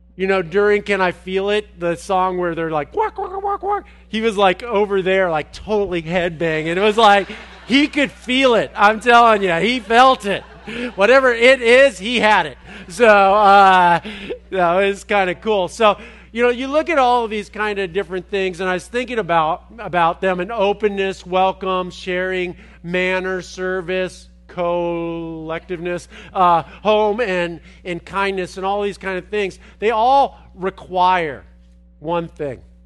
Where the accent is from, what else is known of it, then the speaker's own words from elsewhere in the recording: Los Angeles, California, United States; moved away; I'm from Los Angeles